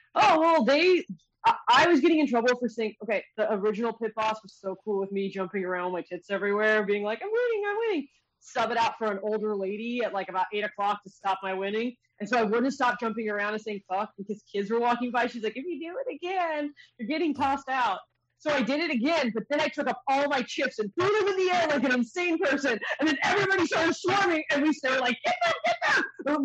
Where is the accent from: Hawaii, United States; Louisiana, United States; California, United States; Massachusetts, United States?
California, United States; Los Angeles; now in Las Vegas, United States; I'm from Los Angeles.